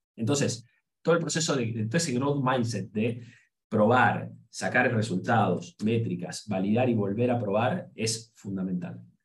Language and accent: Spanish; Argentina; nosotros somos de Argentina, y lamentablemente sonamos feo afuera